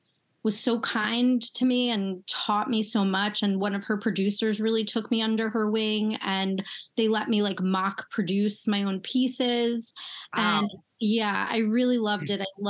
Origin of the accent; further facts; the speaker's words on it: United States; I grew up right outside Manhattan and I would take the train in to the city every day